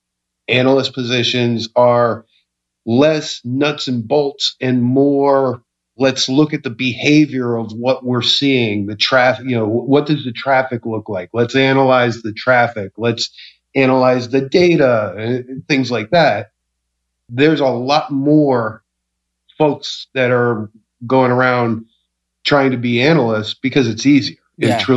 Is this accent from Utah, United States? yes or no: no; Norristown, Pennsylvania, United States; I grew up in Norristown, Pennsylvania